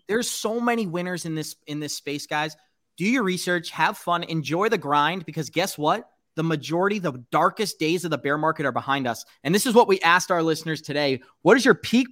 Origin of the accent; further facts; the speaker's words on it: Boston, Massachusetts, United States; I am born and raised in Boston